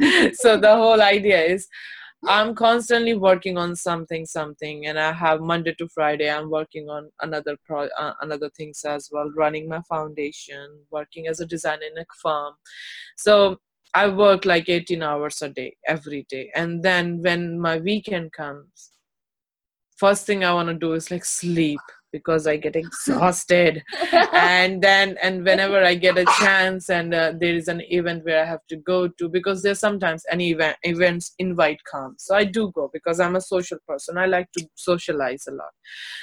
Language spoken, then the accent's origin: English; Delhi, India; also born or lived in Uttar Pradesh; but my born and brought up in Delhi and UP all together, so it's like a 50-50.